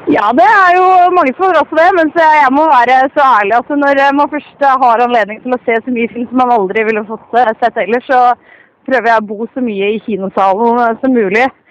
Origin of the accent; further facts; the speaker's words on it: Oslo, Norway; moved away as an adult; now in Trondheim, Norway; jeg er, fra Oslo, så jeg er en Oslo-mann, men jeg har bodd i den byen her i fire og et halvt år nå.